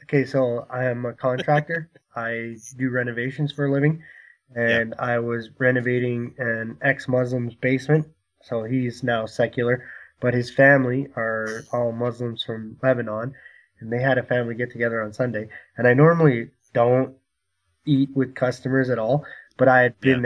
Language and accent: English; Canada; I'm Canadian